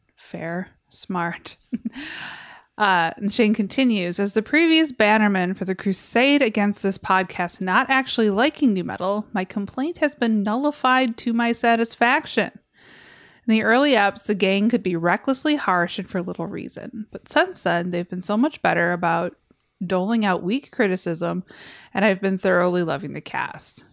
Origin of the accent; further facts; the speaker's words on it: Westland, Michigan, United States; I grew up in Westland. Yeah. It's a city named after a mall.